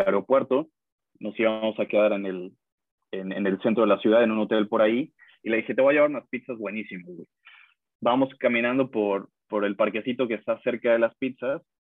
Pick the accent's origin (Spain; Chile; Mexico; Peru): Mexico; now in United States